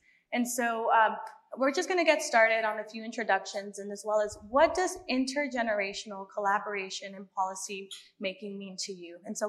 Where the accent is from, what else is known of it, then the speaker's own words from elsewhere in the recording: Bay Area, California, United States; also born or lived in San Diego; I'm originally from the Bay Area, and I love all of California